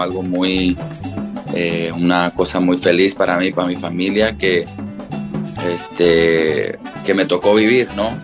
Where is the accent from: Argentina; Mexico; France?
Mexico; now in United States; desde chico, orgullosa, orgullosamente mexicano